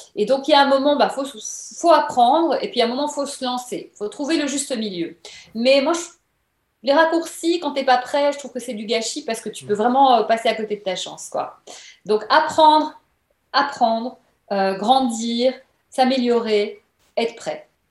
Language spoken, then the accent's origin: French; Belgium; moved away as an adult; now in Paris, France; venant de Belgique.